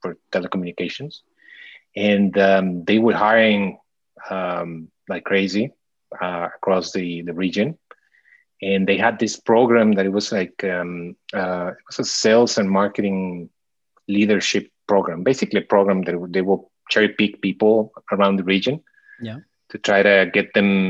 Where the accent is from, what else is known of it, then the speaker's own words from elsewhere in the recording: Mexico City, Mexico; moved away as an adult; now in Miami, United States; I was born and raised most of my life there in Mexico City. And I came to Miami about right out of college, 20 something years ago.